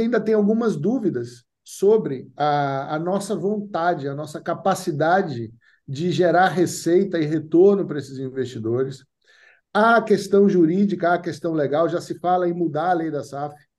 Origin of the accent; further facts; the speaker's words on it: Northeast Region, Brazil; moved away; also born or lived in United States; eu sou do Nordeste, sou Bahia